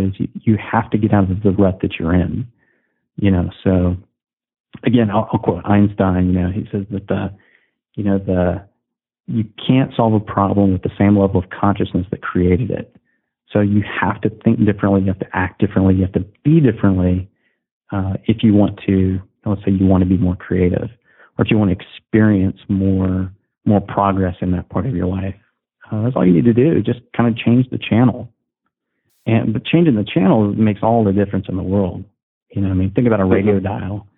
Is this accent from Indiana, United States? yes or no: yes; Southern Indiana, United States; I'm a Midwestern guy. So I'm from Southern Indiana